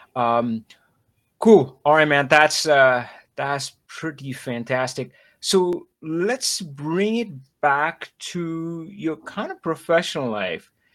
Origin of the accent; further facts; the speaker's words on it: India; moved away; I grew up in India